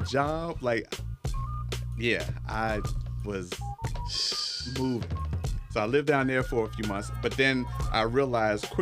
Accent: Maryland, United States; now in Los Angeles, United States; Originally from Maryland

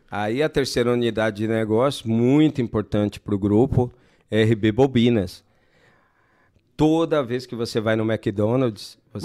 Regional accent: Brazil; Minha mãe tem uma escola lá na Zona Sul. Uhum. E foi onde eu nasci, onde a gente morou bastante tempo tal

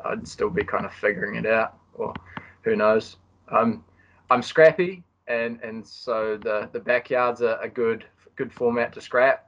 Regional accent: Christchurch, Canterbury, New Zealand; moved away as an adult; now in Auckland, New Zealand; I'm a Kiwi.

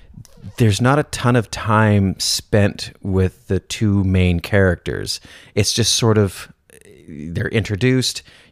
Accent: Canada; I don't speak French, and I'm Canadian

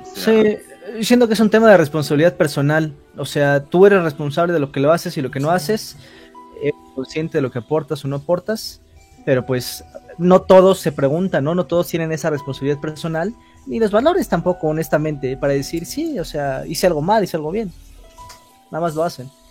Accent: Mexico; Soy, soy mexicano

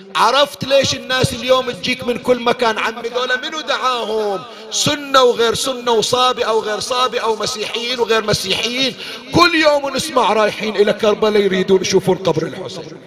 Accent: Bahrain; عندنا بالبحرين

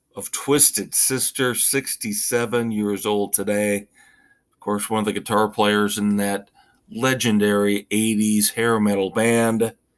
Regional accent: Indiana, United States; moved away; my home state, Indiana

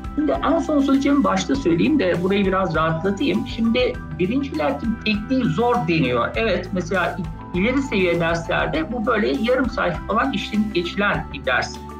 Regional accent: Ankara, Turkey; 1973 Ankara doğumluyum. Ee, bütün öğrenimi Ankara'da yaptım.

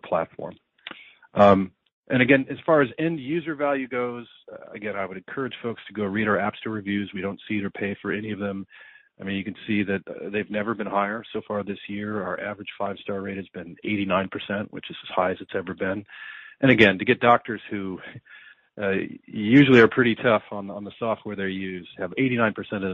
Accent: United States; as an American

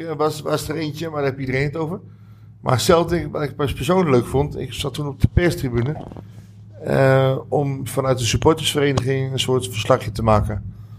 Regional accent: Utrecht, Netherlands; Ik kom uit Utrecht, ben hier geboren, ben hier uh, voor een groot deel opgegroeid

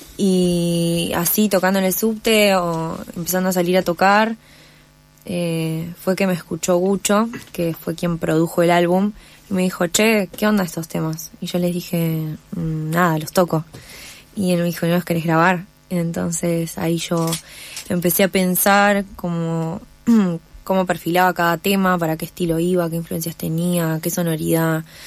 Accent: Necochea, Buenos Aires Province, Argentina; now in Buenos Aires, Argentina; yo soy de Necochea

